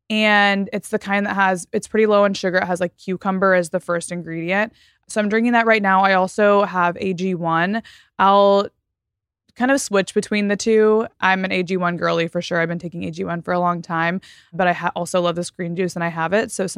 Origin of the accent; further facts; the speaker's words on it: Texas, United States; also born or lived in Florida; now in Los Angeles, United States; I'm from Texas and Florida. So it kind of tracks that way.